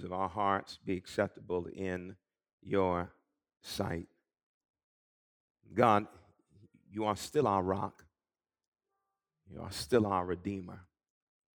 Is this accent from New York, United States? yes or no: yes; Long Island, New York, United States; The church I grew up in on Long Island